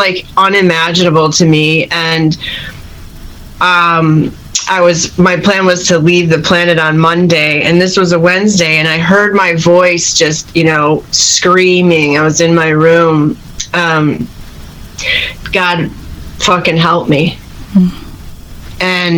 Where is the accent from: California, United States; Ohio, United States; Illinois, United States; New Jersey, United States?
Illinois, United States; Chicago; moved away; also born or lived in San Francisco Bay Area, United States / Los Angeles, United States; I'm from Chicago originally